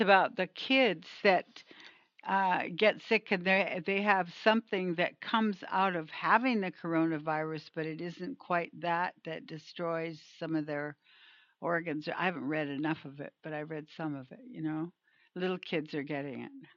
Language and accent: English; Canada; moved away; I'm from Canada initially